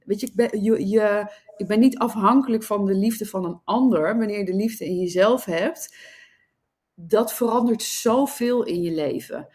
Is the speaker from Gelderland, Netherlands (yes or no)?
yes; Nijmegen, Gelderland, Netherlands; moved away as an adult; also born or lived in Sydney, Australia; now in Amsterdam, Netherlands; Ik kom oorspronkelijk uit eh, Nijmegen, waar ik ben opgegroeid